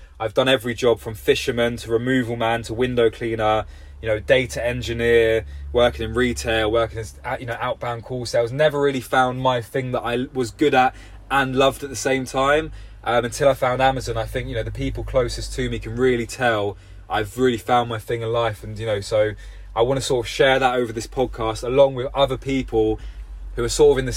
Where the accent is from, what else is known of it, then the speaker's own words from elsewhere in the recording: London, United Kingdom; now in Somerset, United Kingdom; I'm from London originally